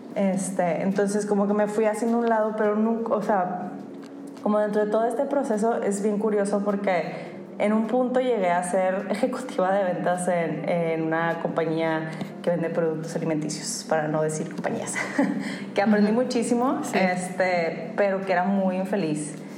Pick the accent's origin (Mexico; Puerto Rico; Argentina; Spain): Mexico; Monterrey, Nuevo León; somos regios